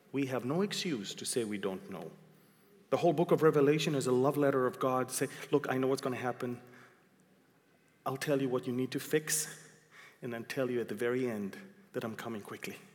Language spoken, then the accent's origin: English; Israel; I came from Israel. I know what's I don't have to dream.